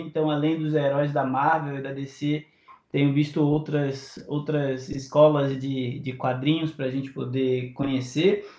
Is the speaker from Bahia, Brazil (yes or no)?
yes; Bahia, Brazil; Eu sou preto, sou baiano